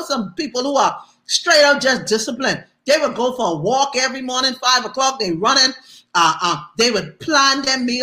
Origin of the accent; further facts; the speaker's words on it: Bahamas; moved away; also born or lived in Atlanta; I was from the Bahamas